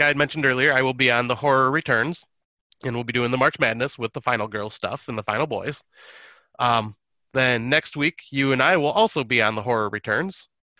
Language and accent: English; Michigan, United States; Yep, because I am Michigan, so I am part Canadian in that way.